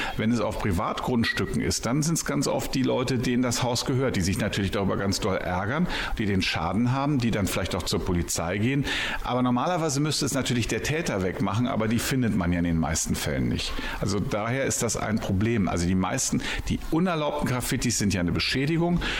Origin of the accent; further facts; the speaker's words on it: Berlin, Germany; now in Bielefeld, Germany; wohne seit 20 Jahren in Bielefeld, bin aber eigentlich gebürtiger Berliner und über einige Umwege hierher gekommen.